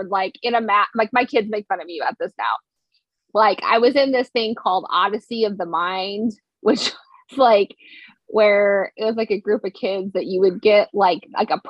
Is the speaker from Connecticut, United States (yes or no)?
no; Wyoming, United States; people ask me where I'm from, I always say I'm from Wyoming.